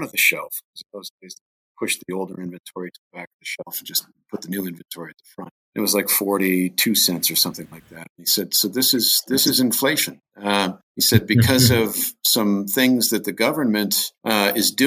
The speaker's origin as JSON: {"language": "English", "town": "Norwalk", "region": "Ohio", "country": "United States", "tie": "born or raised there", "moved": "yes", "lives_now": "Colorado, United States", "said": "I grew up south of a town called Sandusky, Ohio, a little town called Norwalk"}